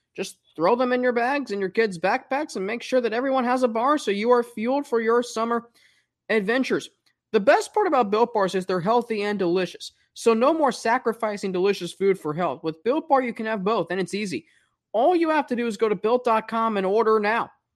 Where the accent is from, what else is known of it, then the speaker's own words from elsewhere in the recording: Springboro, Ohio, United States; moved away as an adult; also born or lived in Atlanta, Georgia / Cincinnati, Ohio; now in Macon, United States; I grew up just outside of Cincinnati and Sprinboro, which I consider part of Cincinnati. But I was also born in Atlanta